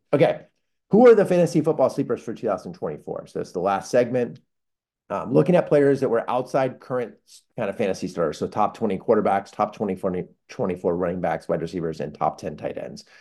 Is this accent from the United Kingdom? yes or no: no; California, United States; growing up in California